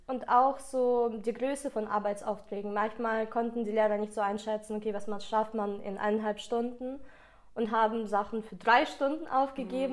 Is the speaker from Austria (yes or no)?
no; Ukraine; first language Russian; German is a second language; now in Germany; dadurch, dass ich aus der Ukraine komme, ist Russisch meine Muttersprache